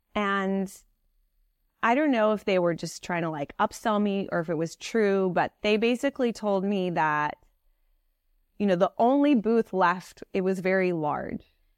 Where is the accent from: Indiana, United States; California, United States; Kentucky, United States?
California, United States; Piedmont; moved away as an adult; also born or lived in Paris, France / New York City; I grew up in the Bay Area of California.